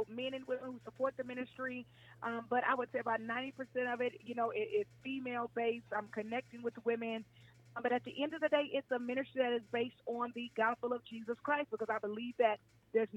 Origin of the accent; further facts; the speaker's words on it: Mississippi, United States; also born or lived in Spokane, Washington; now in Atlanta, United States; I was born on the West Coast, Spokane, Washington, grew up in Mississippi, but Atlanta is again where I've called home since 2006